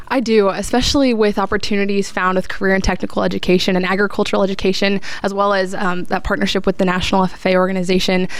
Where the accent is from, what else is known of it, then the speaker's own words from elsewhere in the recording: Fishers, Indiana, United States; I grew up here in Fishers